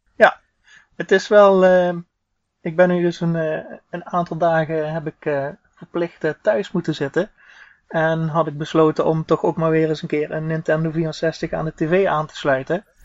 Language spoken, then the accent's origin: Dutch; southern Netherlands, Netherlands; accent: hard G; ik kom eh, uit het zuiden van het land, zoals je wellicht hoort aan mijn hele harde G